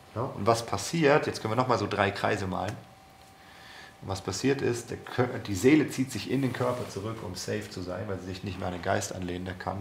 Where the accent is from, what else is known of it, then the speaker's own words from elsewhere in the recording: Germany; wir als Deutsche